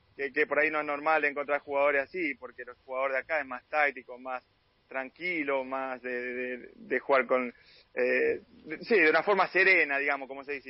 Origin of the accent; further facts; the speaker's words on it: Guerrico, Buenos Aires Province, Argentina; moved away as an adult; also born or lived in Rosario; yo soy de un pueblo de 800 habitantes, de donde es Fernando Pacini, de Guerrero